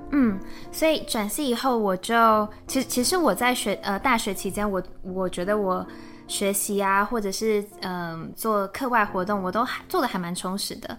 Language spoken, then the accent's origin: Chinese; Taiwan; moved away as an adult; now in Germany; 我是在台湾念书长大，嗯。然后也在台湾工作，所以之前是正大毕业的。那在正大的时候是先念了中文系，后来转广告系